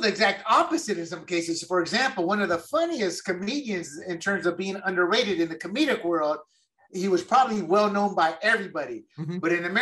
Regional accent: United States; I view things mostly as an American

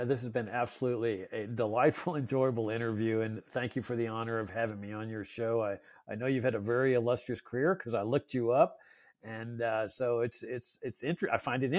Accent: Texas, United States; No, I was conflicted because my team when I was a kid was the Astros.

